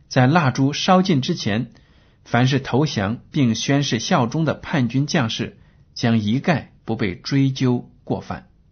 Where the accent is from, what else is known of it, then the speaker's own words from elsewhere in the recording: China; 我们中国人